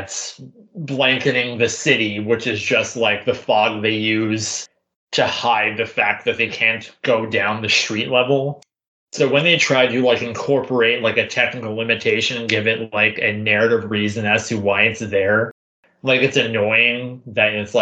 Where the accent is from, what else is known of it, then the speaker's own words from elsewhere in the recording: Canada; being Canadian